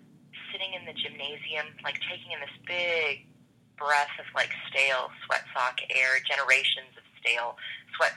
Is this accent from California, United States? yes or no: no; Jasper, Indiana, United States; now in Champaign-Urbana, United States; I was born and raised in Jasper, Indiana.